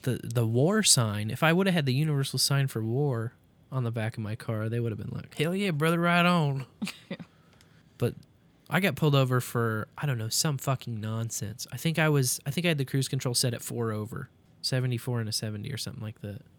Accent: Kansas City, Missouri, United States; also born or lived in Columbia, Missouri; going back to my college town from my hometown, Kansas City, Columbia.

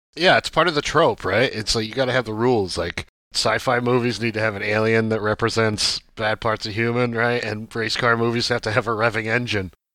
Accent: Watkins Glen, New York, United States; I'm from Watkins Glen, New York

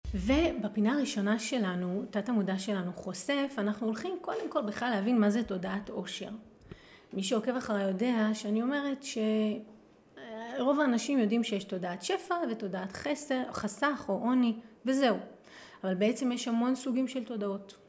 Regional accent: Jerusalem, Jerusalem District, Israel; moved away; כירושלמית שגדלה בירושלים

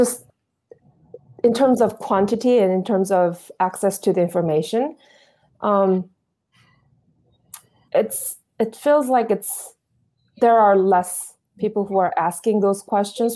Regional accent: South Korea; moved away as an adult; also born or lived in United States; I was born and raised in South Korea with millions of people looking like me

